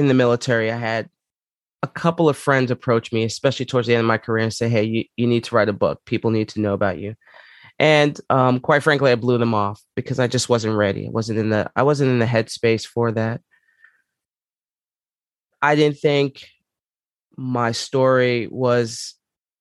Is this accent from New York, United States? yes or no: yes; New York City, New York, United States; moved away as an adult; also born or lived in Palmdale, California; growing up there, I grew up in Co-op City